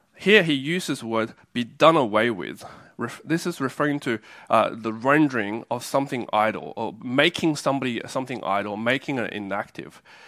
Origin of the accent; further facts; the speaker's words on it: Australia; also born or lived in China / Taiwan; I was born in a country and I grew up in Australia